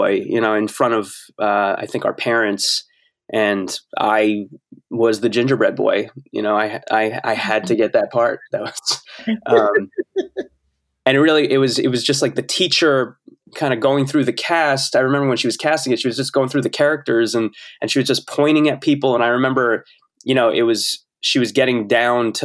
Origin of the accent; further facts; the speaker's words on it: New Jersey, United States; I grew up in New Jersey and it was in close proximity to New York